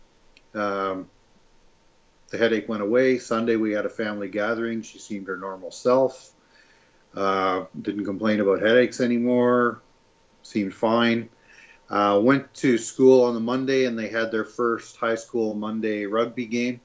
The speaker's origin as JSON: {"language": "English", "town": "Ottawa", "region": "Ontario", "country": "Canada", "said": "I'm a father from Ottawa, Ontario"}